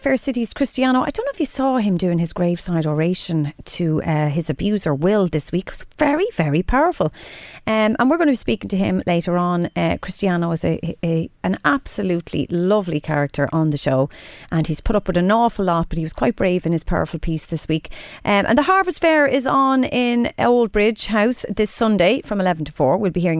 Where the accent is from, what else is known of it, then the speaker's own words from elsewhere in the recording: Drogheda, Leinster, Ireland; I'm from Drogheda